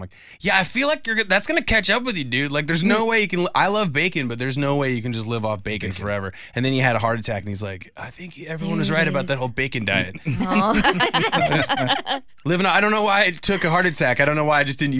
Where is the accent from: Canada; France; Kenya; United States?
United States; Whidbey Island, Washington; moved away; I'm from Whidbey Island, Washington. It's rural, and I grew up on like a pig and horse farm